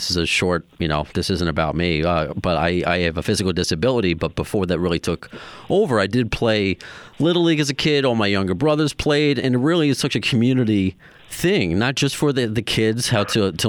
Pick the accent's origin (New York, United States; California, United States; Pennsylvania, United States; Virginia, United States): New York, United States; Long Island; I'm from Long Island